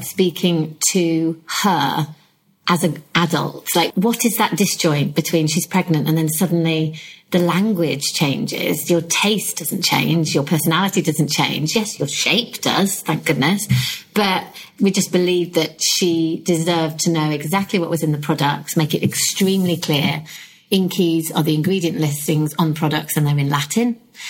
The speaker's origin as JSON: {"language": "English", "country": "United Kingdom", "said": "I think being very British to that point is, what do you define as success?"}